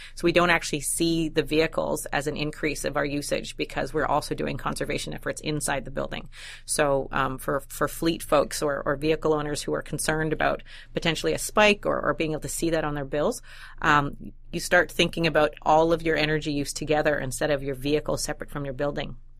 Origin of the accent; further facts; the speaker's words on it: Winnipeg, Manitoba, Canada; I'm from Winnipeg